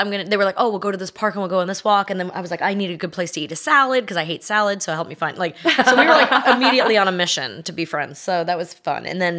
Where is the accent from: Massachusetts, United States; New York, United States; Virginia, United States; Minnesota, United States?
New York, United States; accent: New York; moved away as an adult; also born or lived in Los Angeles / Connecticut / Tahoe; now in Nashville, United States; I've lived all over the place. I grew up in New York, moved to LA, met my husband there, had two babies, moved to Connecticut for 10 years